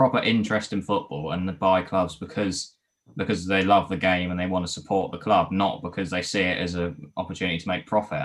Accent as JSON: {"language": "English", "town": "Ipswich", "region": "East of England", "country": "United Kingdom", "said": "I'm from Ipswich, it's a local club to me"}